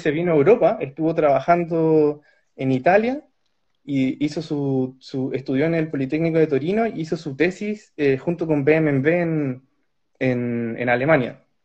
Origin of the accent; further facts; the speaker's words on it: Santiago, Santiago Metropolitan Region, Chile; moved away as an adult; now in Karlsruhe, Germany; soy de Santiago de Chile, soy esposo de Daniela, con quien vivimos acá en la ciudad de Karlsruhe